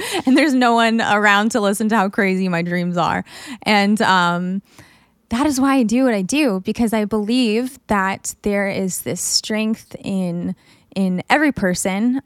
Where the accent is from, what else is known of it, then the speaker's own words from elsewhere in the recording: United States; as a woman growing up in America